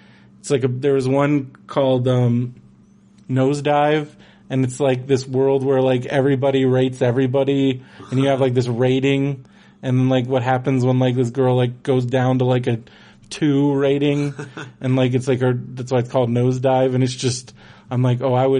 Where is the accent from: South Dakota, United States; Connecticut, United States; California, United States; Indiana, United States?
California, United States; Del Mar; we grew up in Del Mar